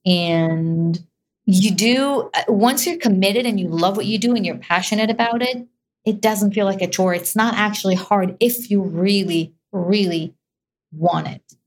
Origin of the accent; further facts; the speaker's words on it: Israel; moved away; I was definitely born there and raised in Israel.